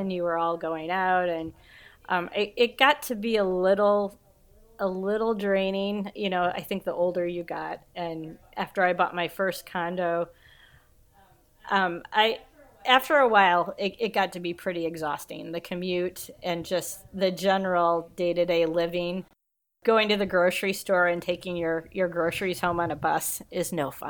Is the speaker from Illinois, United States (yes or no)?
yes; Kewanee, Illinois, United States; moved away; also born or lived in Chicago; I'm from Kewanee. It's about, um, two and a half hours southwest of Chicago